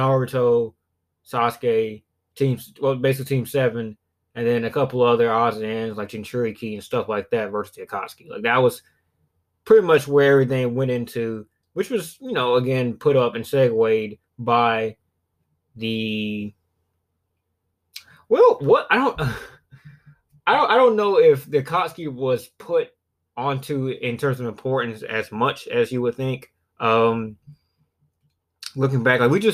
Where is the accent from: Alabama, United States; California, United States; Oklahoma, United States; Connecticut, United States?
Alabama, United States; south of; I'm from the south of Alabama, so my accent